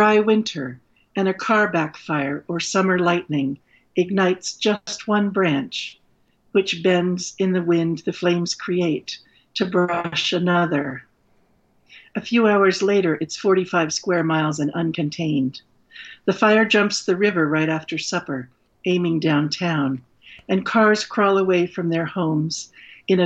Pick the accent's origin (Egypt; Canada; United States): United States; San Francisco, California; moved away as an adult; also born or lived in East Coast; I grew up in San Francisco